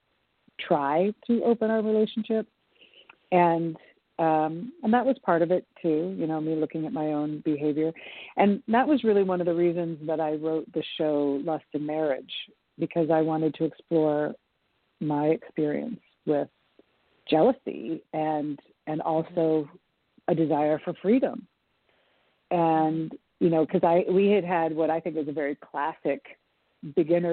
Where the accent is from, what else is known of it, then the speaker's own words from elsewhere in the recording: Portland, Oregon, United States; moved away as an adult; also born or lived in New York City; I moved back to Portland, I have a community here. You know, I grew up here